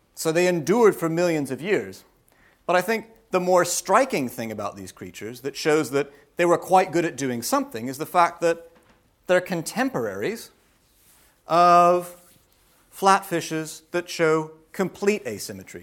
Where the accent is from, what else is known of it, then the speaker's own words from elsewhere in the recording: United States; moved away; I'm American.